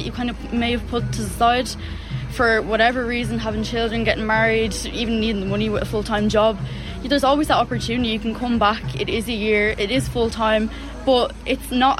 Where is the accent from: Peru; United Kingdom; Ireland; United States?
Ireland; Leixlip, Leinster; Dunboyne was the closest PLC college to me because I'm from Leixlip